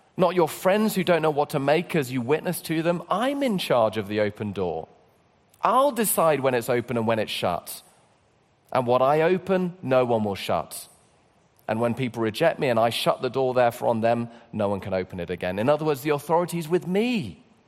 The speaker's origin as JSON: {"language": "English", "region": "London", "country": "United Kingdom", "said": "I come from London"}